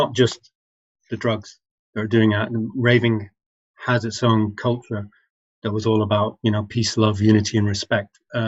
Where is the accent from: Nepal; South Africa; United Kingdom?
United Kingdom; England; although you can hear my voice, I'm English culturally speaking, and I think of myself as English and all this. When I came back to the country as a 21-year-old